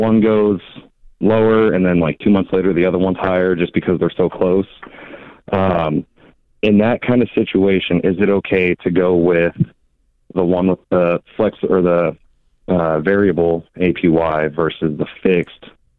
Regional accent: West Coast, United States; now in Missouri, United States; we're both from the West Coast, active military station here in Missouri right now.

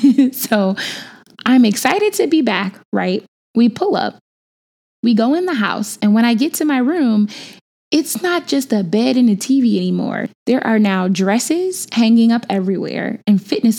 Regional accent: Chicago, Illinois, United States; born or raised there; moved away

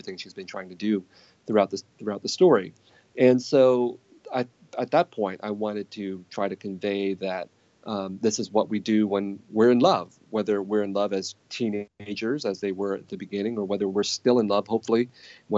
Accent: San Jose, California, United States; growing up in San Jose of the 1970s and 1980s

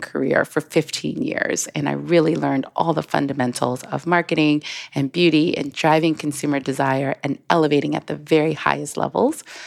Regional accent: South Carolina, United States; moved away; also born or lived in Paris; I am originally from South Carolina

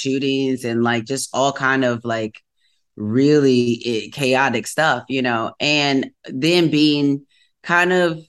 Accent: Wisconsin, United States; growing up in the Midwest

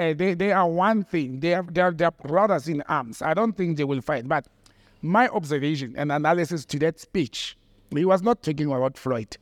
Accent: Randfontein, Gauteng, South Africa; my hometown is Randfontein, it's a mining town

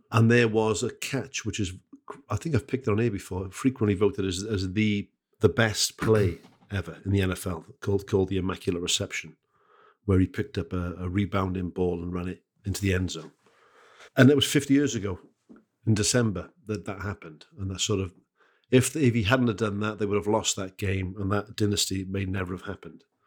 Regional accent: Wales, United Kingdom; as a Welsh bloke, uh, who's, who's, you know, family are from the Welsh valleys

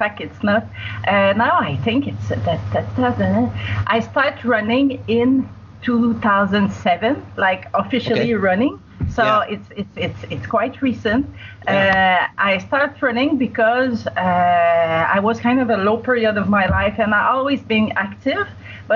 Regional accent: Quebec, Canada; moved away as an adult; also born or lived in United Arab Emirates; now in Singapore; I'm from Quebec. It's where my accent is

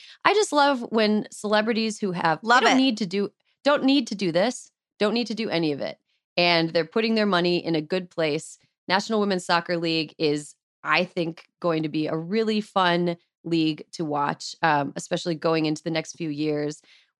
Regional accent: near Minneapolis, St. Paul, Minnesota, United States; also born or lived in St. Croix Falls, Wisconsin; I grew up near Minneapolis, St. Paul, and I'm currently like an hour and a half away

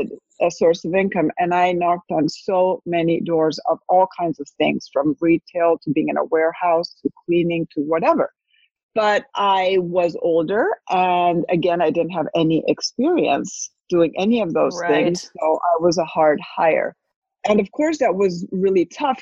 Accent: Spain; moved away as an adult; now in United States; I had moved from Spain. I'm half Spanish, half American, speak both languages, Spanish and English. I had moved to the States at 41

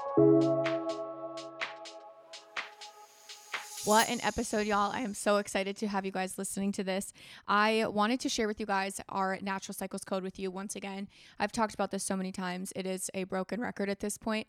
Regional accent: Florida, United States; moved away; I grew up in Florida

